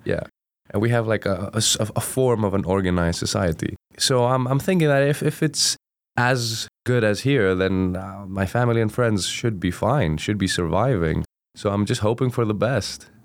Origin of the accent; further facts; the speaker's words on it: Greece; first language Greek; English is a second language; moved away as an adult; now in Durham, United Kingdom; I'm originally from Greece, Uh, so I traveled all the way from Greece to Durham